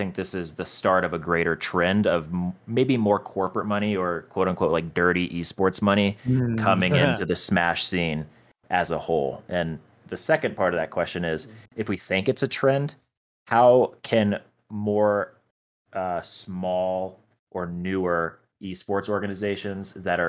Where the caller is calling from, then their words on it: Denver, Colorado, United States; I'm calling in from the beautiful city of Denver, Colorado.